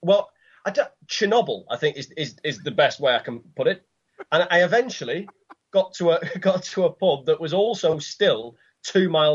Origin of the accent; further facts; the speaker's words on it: Manchester, North West England, United Kingdom; growing up in Manchester and in and around Manchester